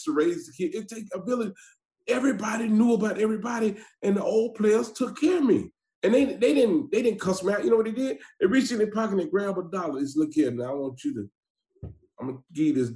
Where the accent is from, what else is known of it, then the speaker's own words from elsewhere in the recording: Atlanta, Georgia, United States; I'm from Atlanta, Georgia. I'm from an area called The Bluff. Anybody know about Atlanta, they know about The Bluff. A little dude made a little movie called Snow in the Bluff. I know you probably heard of it. I am from that area. And, man, I go through that now very fast because it's no joke, which I was raised there